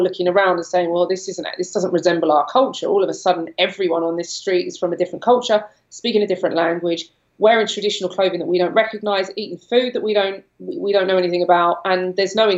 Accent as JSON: {"language": "English", "region": "London", "country": "United Kingdom", "tie": "born or raised there", "moved": "as an adult", "said": "I'm from London. I grew up in London. I no longer live there"}